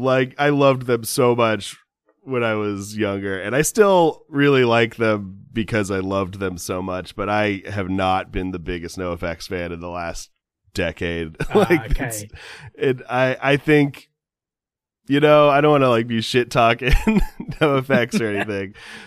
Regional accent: California, United States; And you know, again, I'm from Southern California

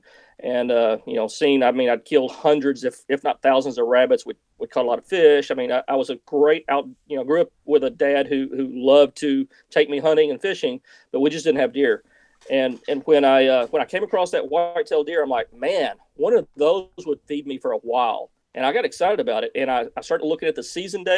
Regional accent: Missouri Bootheel, United States; I grew up in the Missouri Boot Hill.

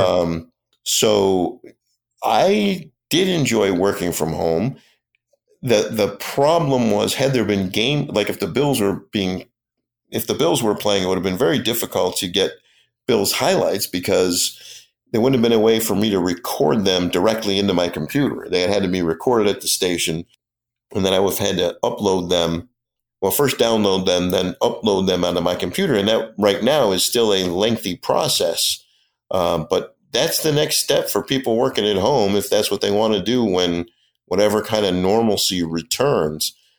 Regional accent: Rochester, New York, United States; moved away as an adult; also born or lived in Erie; now in Buffalo, United States; I grew up in Ro, I'm, I'm a Rochester kid

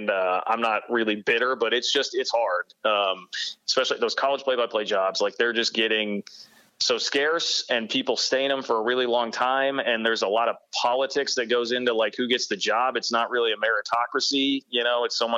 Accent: Kansas City, United States; moved away as an adult; also born or lived in Manhattan, Kansas; I grew up in Kansas City. I wanted to be back

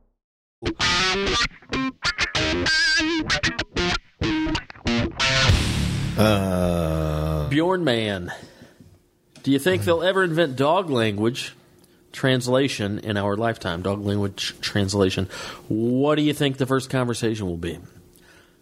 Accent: Georgia, United States; growing up in the South, I was always so intrigued by the irony that I saw the rebel flag everywhere growing up in Georgia

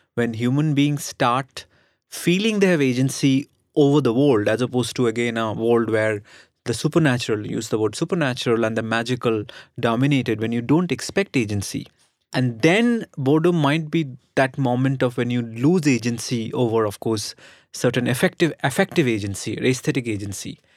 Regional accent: Kolkata, West Bengal, India; one of my childhood memories of growing up in Calcutta is traffic jams.

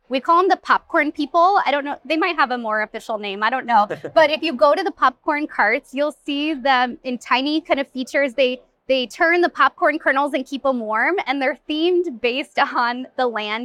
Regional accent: Pacific Northwest, United States; I am from the Pacific Northwest, so I am really drawn to those craftsman style vibes

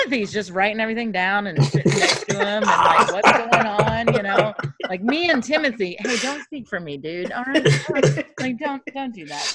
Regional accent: Kentucky, United States; I grew up in Kentucky, and I went to elementary school in Kentucky.

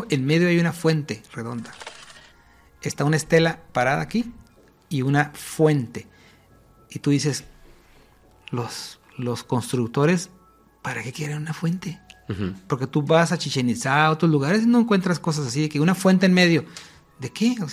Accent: Spain; Yo soy española, no tendría por qué estar aquí.

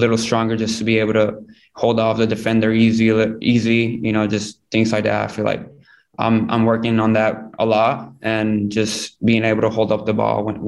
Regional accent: United States; I am American, but I'm also Mexican because at home I speak Spanish

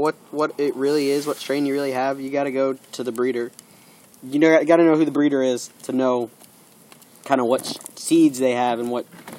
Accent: Texas, United States; moved away; I was raised in Texas

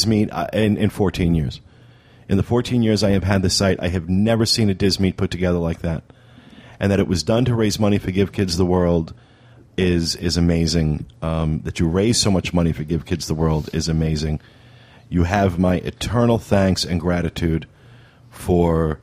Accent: Ocean Grove, New Jersey, United States; moved away; my hometown, Ocean Grove, on the Jersey Shore

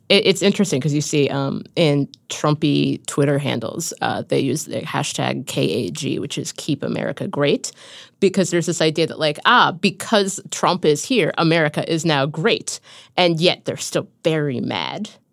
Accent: Cincinnati, Ohio, United States; moved away; my hometown of Cincinnati

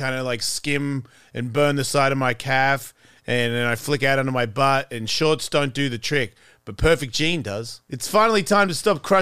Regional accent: Australia; moved away; I'm Australian

